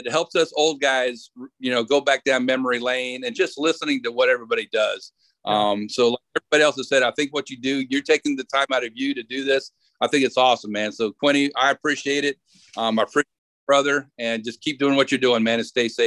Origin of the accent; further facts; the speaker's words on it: Baltimore, Maryland, United States; I said I'm originally from Baltimore, so I'm an Orioles fan because that's you know we were talking about that's what I grew up with my dad watching